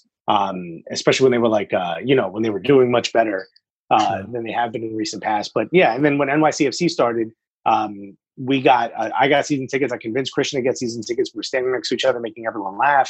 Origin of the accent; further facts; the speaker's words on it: Newark, New Jersey, United States; I grew up in Newark